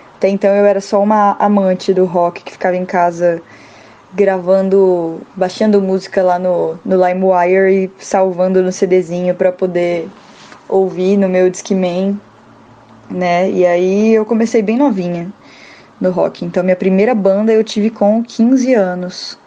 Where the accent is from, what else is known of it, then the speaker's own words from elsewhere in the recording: Rondônia, Brazil; eu sou de Rondônia